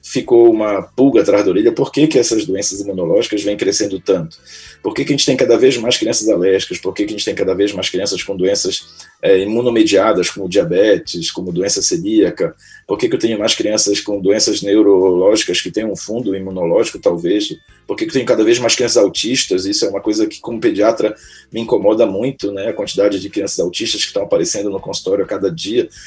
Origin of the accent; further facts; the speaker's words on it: Belém, Pará, Brazil; also born or lived in São Paulo; eu casei em São Paulo, minha esposa é paulista, né, e acabei, como eu sou natural de Belém, acabei voltando para fincar minhas, meus conhecimentos aqui e ajudar o povo paraense